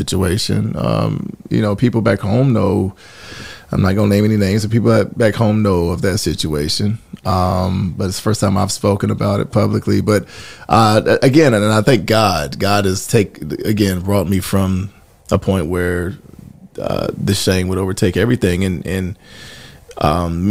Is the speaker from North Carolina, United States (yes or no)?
yes; Gastonia, North Carolina, United States; also born or lived in Mount Holly, North Carolina / Charlotte, North Carolina; I'm originally from Mount Holly, okay, North Carolina, but grew up in Gastonia and then Charlotte later